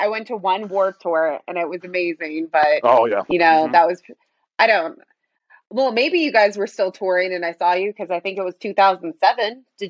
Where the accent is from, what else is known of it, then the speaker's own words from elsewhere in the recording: Phoenix, Arizona, United States; I'm from Phoenix and Bill's from Phoenix. So Phoenix, Arizona.